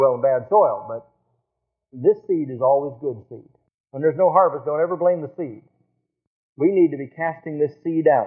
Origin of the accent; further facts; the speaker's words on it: Nebraska, United States; I'm from Nebraska, we raise a lot of cattle